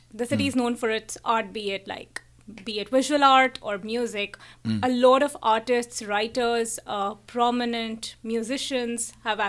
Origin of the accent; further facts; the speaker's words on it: Kolkata, West Bengal, India; moved away; I'm from Calcutta, and I've done my schooling, learned a lot of art from the amazing teachers there.